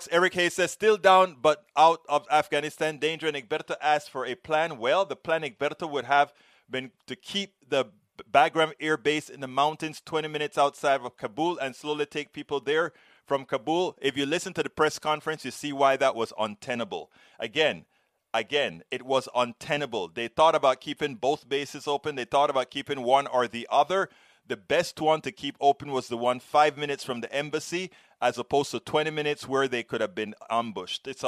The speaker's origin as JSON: {"language": "English", "country": "Panama", "said": "I'm from Panama. When we've gone through all this kind of a stuff"}